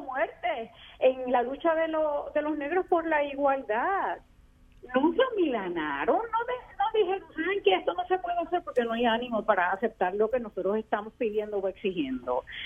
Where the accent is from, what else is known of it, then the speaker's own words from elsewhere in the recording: Puerto Rico; nosotros somos menos puertorriqueños y puertorriqueñas